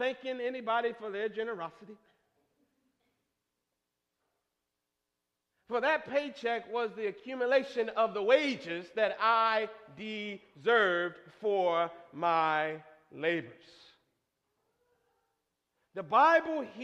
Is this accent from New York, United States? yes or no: no; Michigan, United States; Growing up in Michigan, it snowed usually by November 13th.